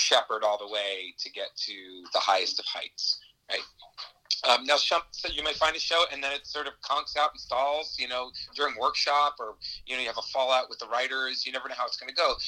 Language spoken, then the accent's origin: English; New York, United States; I'm actually originally from New York